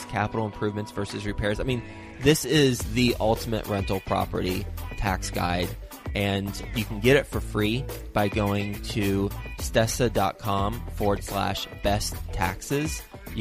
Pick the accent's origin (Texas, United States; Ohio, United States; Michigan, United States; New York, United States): Texas, United States; I'm from Texas